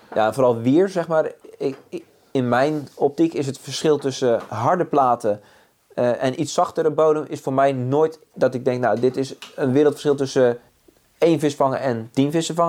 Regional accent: Zeeland, Netherlands; born or raised there

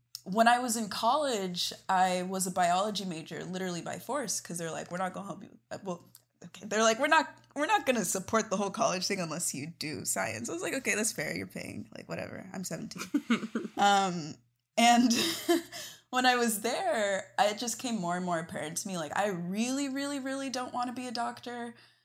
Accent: Texas, United States; also born or lived in Ghana; now in Los Angeles, United States; I'm originally from Texas. I live in Los Angeles

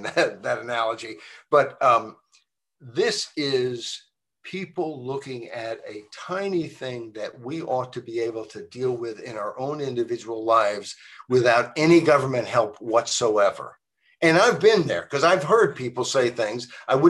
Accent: Virginia, United States; University of Virginia, my home state

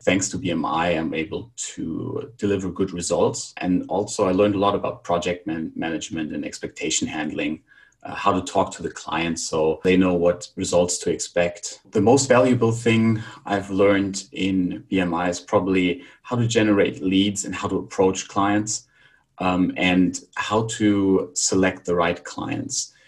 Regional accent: Germany; moved away as an adult; also born or lived in Barcelona, Spain / Krakow, Poland; now in Bulgaria; I'm from Germany

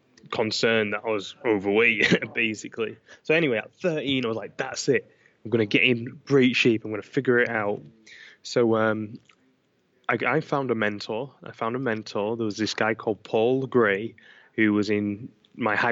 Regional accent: Manchester, North West England, United Kingdom; I grew up in Manchester, England

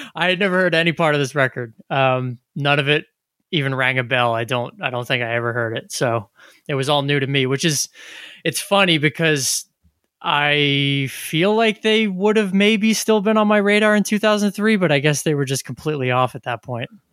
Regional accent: New Jersey, United States; growing up in New Jersey

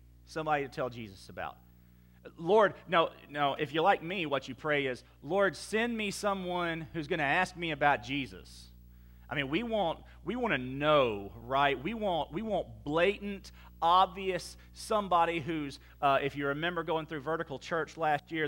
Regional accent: Baton Rouge, Louisiana, United States; moved away as an adult; also born or lived in Clarksville, Texas; now in Sulphur, United States; we said, well, Baton Rouge, Louisiana

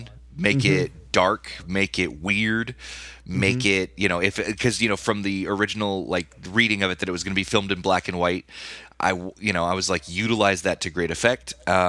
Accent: California, United States; Growing up near Universal as a kid, like you know, and being a film kid

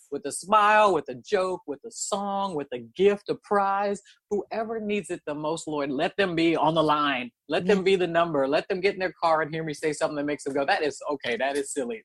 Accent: Oakland, California, United States; I was born and raised in Oakland

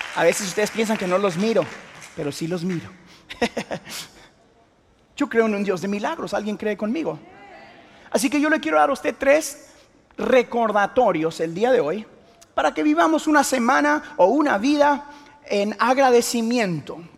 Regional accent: Houston, Texas, United States; now in The Woodlands, United States; mis ah, papás vinieron de Guatemala y yo nací acá en Houston, Texas

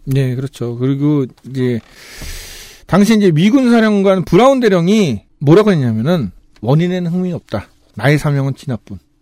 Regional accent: Jeju, South Korea; 저희 그 제주도민 입장에서는

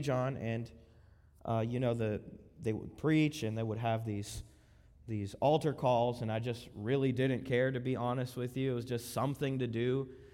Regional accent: Miami, Florida, United States; also born or lived in Lakeland, Florida; we were born and raised in Miami. Miami, around that area, nine five four area code, Broward County.

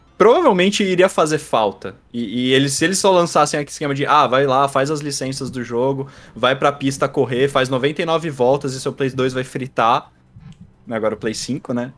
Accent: Brazil; Eu sou do Brasil

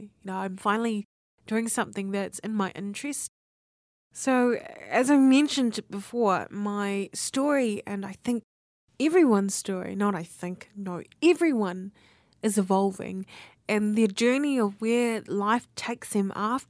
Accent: New Zealand; born there; also born or lived in Apia, Samoa; Yeah, I was born here in New Zealand, and then I ended up going to the islands of Samoa. The island of Samoa. I was in Oporu on Apia.

